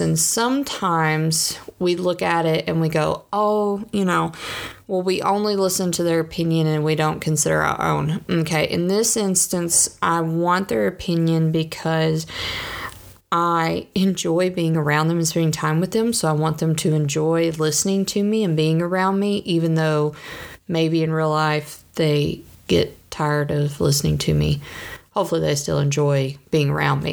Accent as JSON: {"language": "English", "region": "the South", "country": "United States", "said": "I'm from the South."}